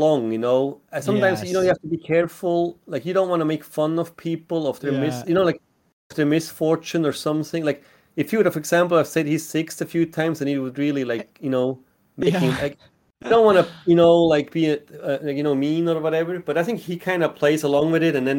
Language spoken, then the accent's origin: English; Switzerland; English is a second language; moved away; I grew up in Switzerland